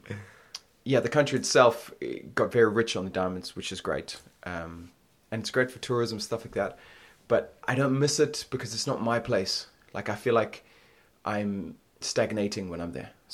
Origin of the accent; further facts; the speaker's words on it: Botswana; moved away as an adult; also born or lived in United States; now in London, United Kingdom; born and raised in Botswana